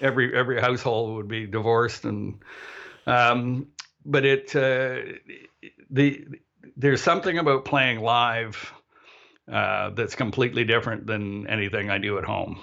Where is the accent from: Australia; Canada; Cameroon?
Canada; also born or lived in Barrie, Ontario; we're Canadian